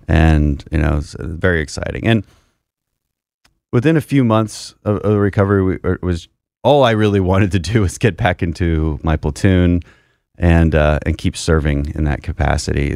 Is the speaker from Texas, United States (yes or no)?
yes; Houston, Texas, United States; my family comes from the energy industry, so we're from Houston